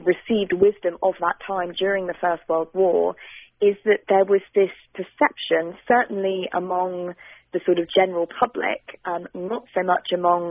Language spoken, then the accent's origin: English; United Kingdom; accent: British; also born or lived in London, England